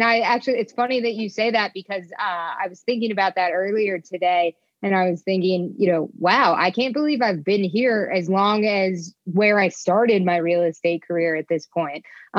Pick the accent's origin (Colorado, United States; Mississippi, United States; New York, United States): New York, United States; born there; So my wife likes to refer to me as Yankee born and Southern bred. I was born in New York, where my family still lives, but I left just about as soon as I could.